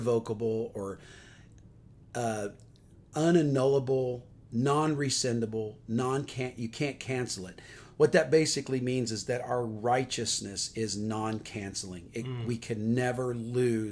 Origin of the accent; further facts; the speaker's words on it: Atlanta, Georgia, United States; I am from Atlanta, Georgia